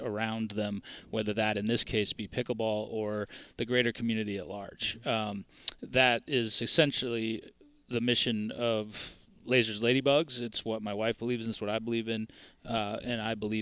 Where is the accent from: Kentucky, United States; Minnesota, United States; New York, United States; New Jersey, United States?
Minnesota, United States; Minneapolis; I'm from Minneapolis